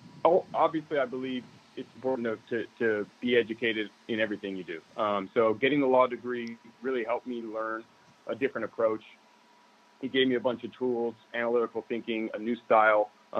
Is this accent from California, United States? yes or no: yes; San Diego, California, United States; San Diego in Scripps Ranch.